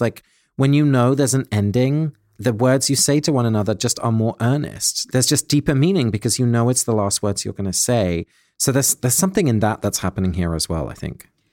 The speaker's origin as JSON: {"language": "English", "region": "England", "country": "United Kingdom", "tie": "born or raised there", "said": "When I was a little boy, my grandparents lived in Holland and I grew up in England"}